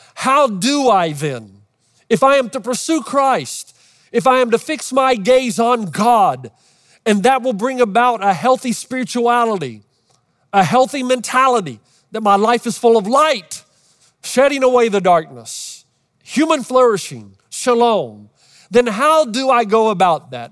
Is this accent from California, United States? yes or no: yes; Los Angeles, California, United States; Los Angeles